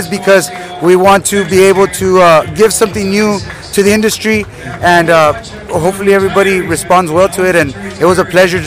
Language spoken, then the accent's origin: English; South Texas, United States; we're actually from South Texas